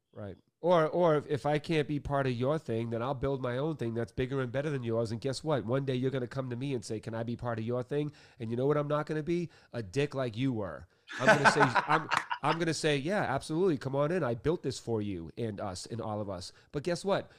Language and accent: English; Boston, Massachusetts, United States; I grew up Irish Catholic in Boston